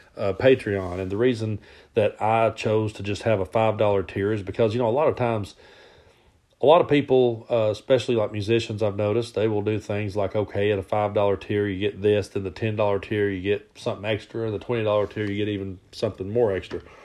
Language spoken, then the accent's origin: English; Southeast Kentucky, United States; now in East Tennessee, United States; I grew up in Southeast Kentucky and I live in East Tennessee now